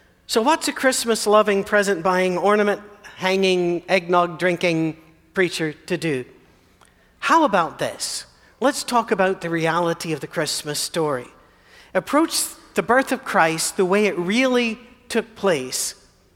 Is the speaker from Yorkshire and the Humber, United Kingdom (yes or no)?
no; Scotland, United Kingdom; I'm Scottish